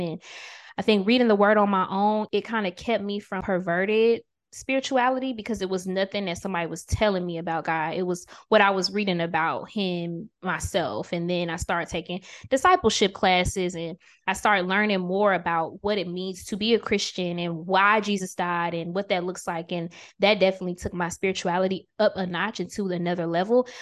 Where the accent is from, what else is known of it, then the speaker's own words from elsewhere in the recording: Augusta, Georgia, United States; I'm originally from Augusta, Georgia